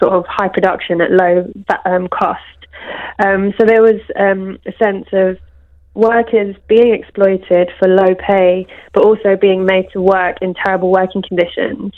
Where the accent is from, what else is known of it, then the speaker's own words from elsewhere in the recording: London, United Kingdom; I'm from Brent too